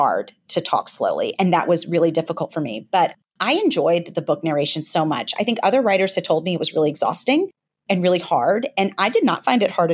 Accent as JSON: {"language": "English", "town": "Memphis", "region": "Tennessee", "country": "United States", "said": "I'm from Memphis, but I certainly do not have a heavy Southern accent or much of a twang"}